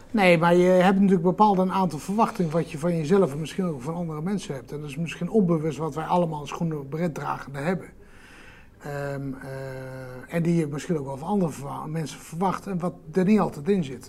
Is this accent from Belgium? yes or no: no; Netherlands; als Nederlanders